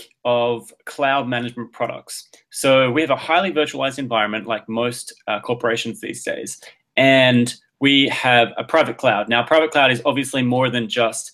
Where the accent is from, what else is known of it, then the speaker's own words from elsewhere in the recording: Adelaide, South Australia, Australia; now in Boston, United States; I'm from a town called Adelaide, the capital of South Australia, which is a state in Australia